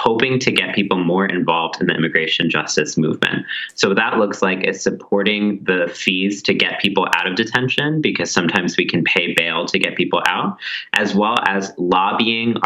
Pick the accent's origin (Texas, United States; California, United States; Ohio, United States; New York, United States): Texas, United States; I grew up in Texas